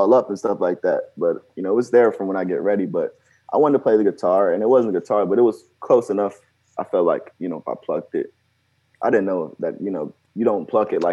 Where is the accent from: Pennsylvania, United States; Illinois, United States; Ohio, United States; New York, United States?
Ohio, United States; Cincinnati; moved away as an adult; now in Los Angeles, United States; Cincinnati, I think we're known for like big potholes